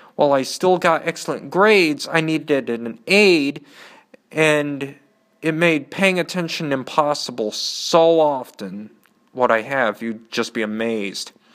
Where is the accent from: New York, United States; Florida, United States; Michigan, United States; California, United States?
Michigan, United States; Canton; also born or lived in Nashville, Tennessee / Ann Arbor, Michigan; After a year, Dad picked up our stuff and settled in a suburb of Ann Arbor called Canton. I have lived there most of my life